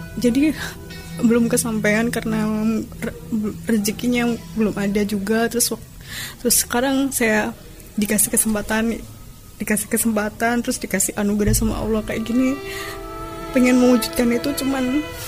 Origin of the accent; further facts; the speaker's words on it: Purwodadi, Central Java, Indonesia; Saya dari Purwodadi. Saya tinggal di desa.